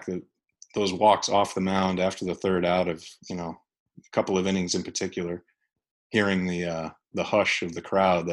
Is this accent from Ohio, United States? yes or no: no; New York, United States; being a New Yorker